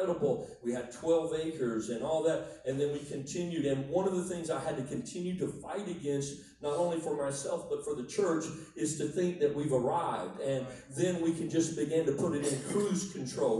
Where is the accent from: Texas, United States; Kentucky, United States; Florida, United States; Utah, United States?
Florida, United States; Miami; moved away; I was born in South Florida. I lived in Miami.